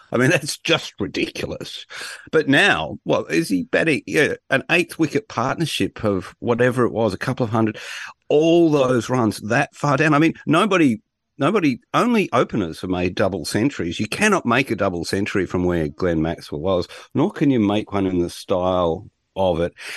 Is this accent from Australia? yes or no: yes; Australia; I'm Australian